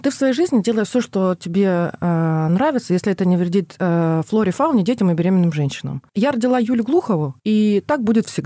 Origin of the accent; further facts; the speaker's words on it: Don region, Russia; а я донская казачка